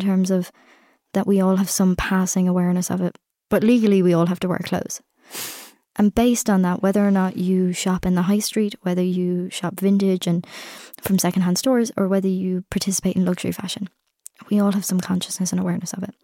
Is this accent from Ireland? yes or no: yes; Ireland; I'm Irish, I've come in for this, I go home tomorrow.